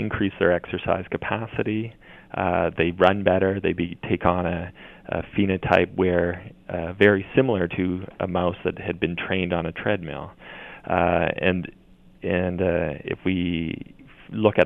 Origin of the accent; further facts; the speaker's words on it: Brantford, Ontario, Canada; as a young child growing up in Brantford, Ontario